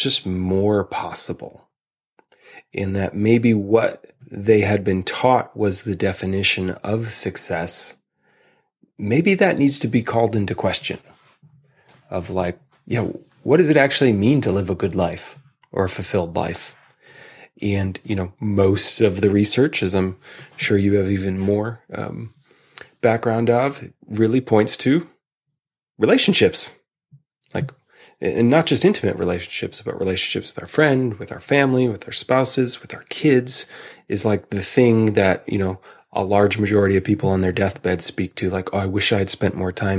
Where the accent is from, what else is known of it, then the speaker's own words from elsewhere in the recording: Chicago, Illinois, United States; growing up in Chicago